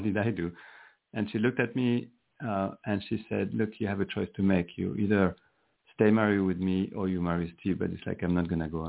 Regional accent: France; moved away as an adult; now in Silicon Valley, United States; I'm from Europe. I'm from France. But I have been in Silicon Valley for 31 years.

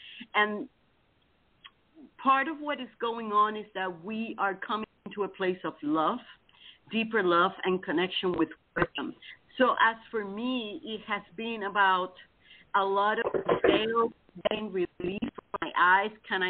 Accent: Titusville, Florida, United States; I'm from Titusville, Florida.

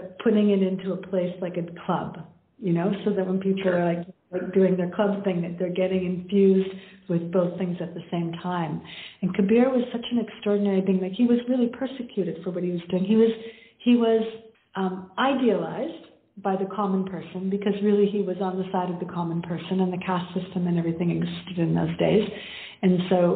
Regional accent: Canada; now in India; When I'm living in India now, but I'm from Canada

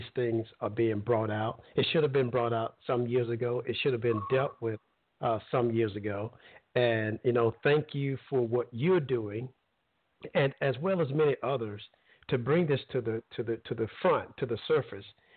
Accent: Alabama, United States; now in Florida, United States; I grew up in Alabama, and I'm not old

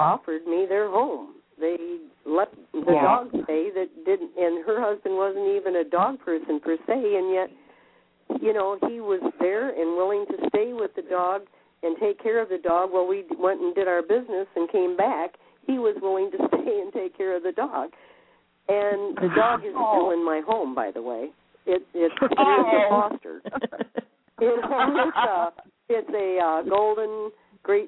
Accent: Michigan, United States; I'm from Michigan

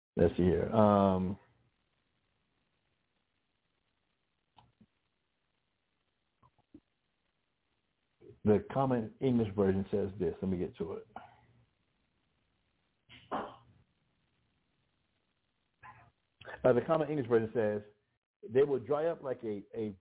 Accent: Albuquerque, New Mexico, United States; we're from Albuquerque

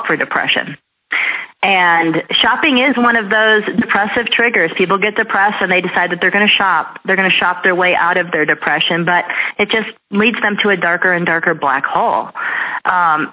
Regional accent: Scottsdale, Arizona, United States; I was raised in North Scottsdale

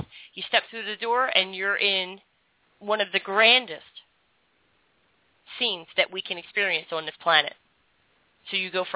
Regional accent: Philadelphia, Pennsylvania, United States; now in Florida, United States; I grew up in Philadelphia, and I always felt out of my element.

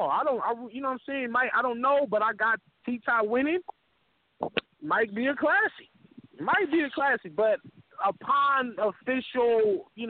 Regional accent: Louisville, Kentucky, United States; I'm from I'm from Louisville, bro.

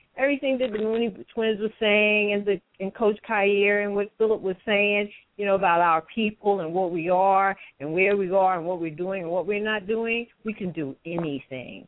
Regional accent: New York City, New York, United States; I'm born and raised in New York City in Metropolitan Hospital

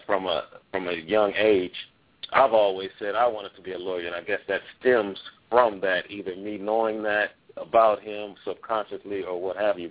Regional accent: Los Angeles, California, United States; I grew up in Los Angeles too

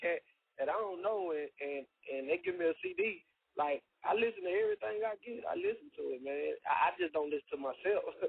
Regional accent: Louisiana, United States; I'm from Louisiana, man, right here in the bottom.

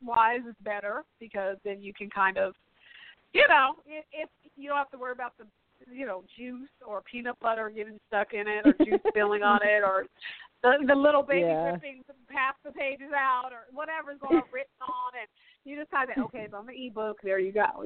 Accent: Pacific Northwest, United States; I'm from the Pacific Northwest

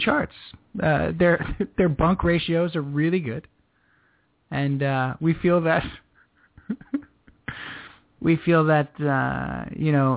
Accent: New York, United States; We're from New York

